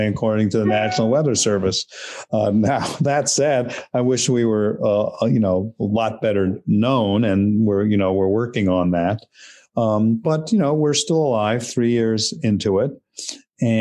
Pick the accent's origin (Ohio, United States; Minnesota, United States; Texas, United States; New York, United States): New York, United States; New York City; I grew up in New York City